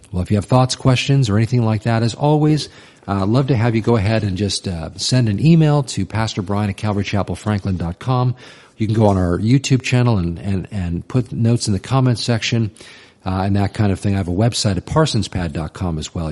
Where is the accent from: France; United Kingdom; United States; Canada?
United States; even as an American